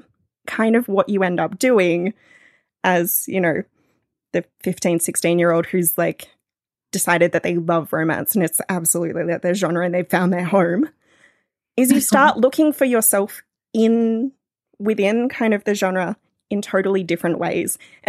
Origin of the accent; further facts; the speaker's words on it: New South Wales, Australia; Oh, well, I live near the Royal National Park. So it's bushland that's right next to the ocean. My hometown is like right there. My parents still live there.